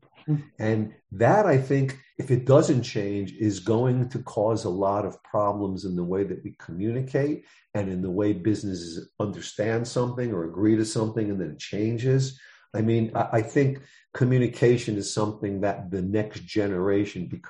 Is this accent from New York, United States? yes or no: yes; New York City, New York, United States; I'm from the Bronx, New York.